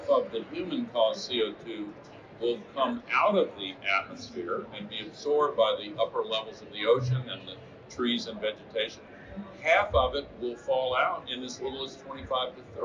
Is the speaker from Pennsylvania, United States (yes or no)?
no; Tennessee, United States; my home state of Tennessee